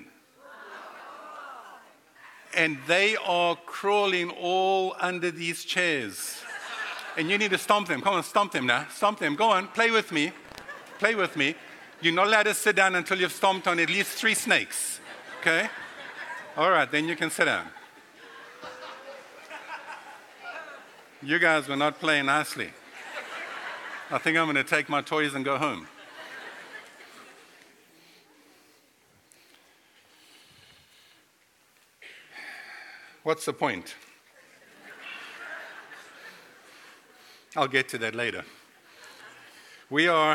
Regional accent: Durban, KwaZulu-Natal, South Africa; moved away as an adult; also born or lived in North Carolina, United States; now in Florida, United States; I was born and raised in South Africa

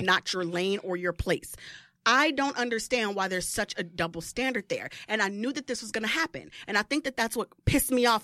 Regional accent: Midwest, United States; moved away; I'm from the Midwest originally

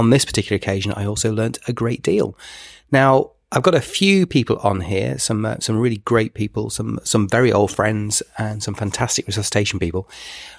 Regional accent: Manchester, North West England, United Kingdom; Manchester, which is my hometown.

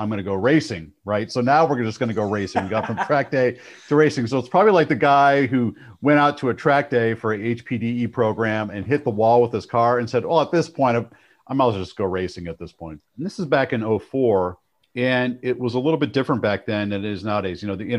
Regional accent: Cleveland, Ohio, United States; Like when I was growing up in Cleveland, Ohio, loved muscle cars, still a big Ford guy.

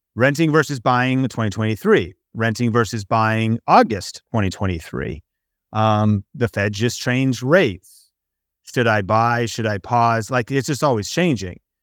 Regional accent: Seattle, Washington, United States; growing up in Seattle, Washington, there was evergreen trees

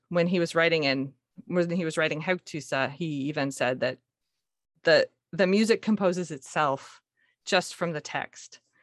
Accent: Montana, United States; now in Seattle, United States; I grew up in Montana, of all places. My parents moved there when I was one from Seattle. So I was born here, actually

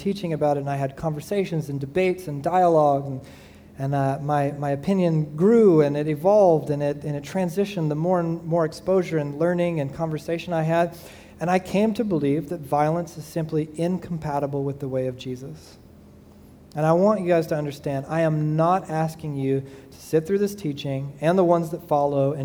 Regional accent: Southeast Georgia, United States; moved away; I grew up in Southeast Georgia

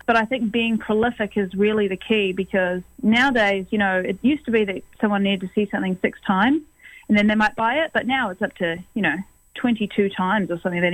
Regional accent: New Zealand; now in Toronto, Canada; from New Zealand, as you said, and I am based here in Toronto

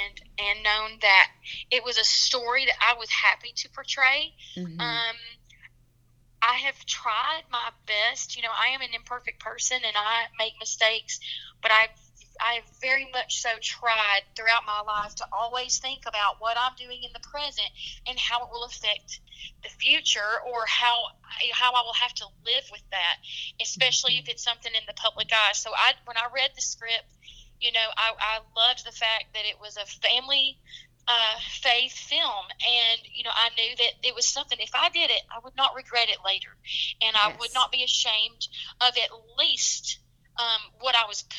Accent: the South, United States; accent: Southern; And so it was very nice for me to be like accepted with my Southern accent

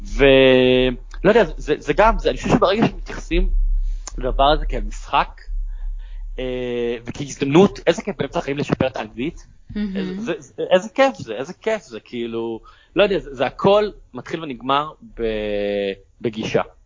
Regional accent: Israel; המסירות שלנו, היצירתיות שלנו כישראלים

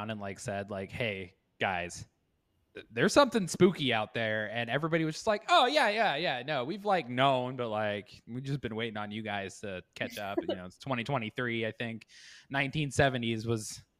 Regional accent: Danville, Illinois, United States; moved away as an adult; also born or lived in Wyoming; now in Dubuque, United States; I am currently in Dubuque, Iowa. I'm originally from Danville, Illinois, which is about 3 hours south of Chicago. I moved here about 5 years ago and set up a life.

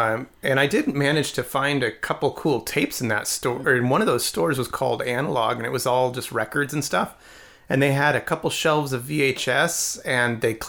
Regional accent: Rocky Mountain region, United States; we're from the Rocky Mountain region our entire lives

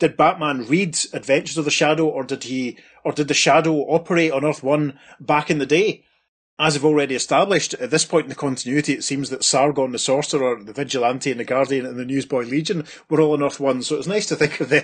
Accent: Scotland, United Kingdom; as a British person, as a Scot

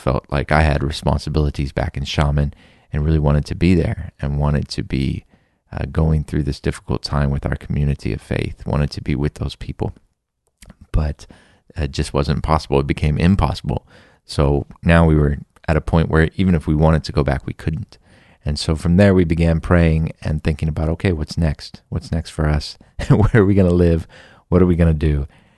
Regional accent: Texas, United States; I'm from Texas. I went to school nearby. I have uncles in this area.

